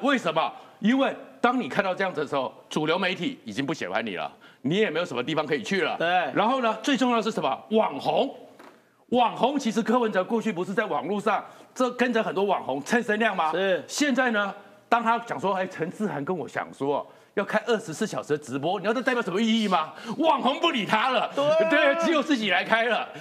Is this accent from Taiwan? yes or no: yes; Taiwan; 我是眷村长大的